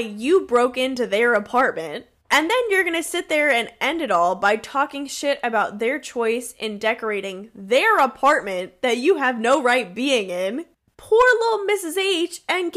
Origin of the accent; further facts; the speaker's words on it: New York, United States; accent: New York; I also have a New York accent